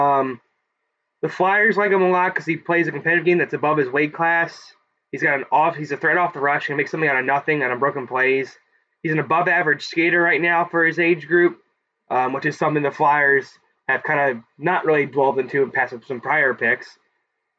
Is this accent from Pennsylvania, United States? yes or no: yes; Philadelphia, Pennsylvania, United States; I'm from Philadelphia, not from Boston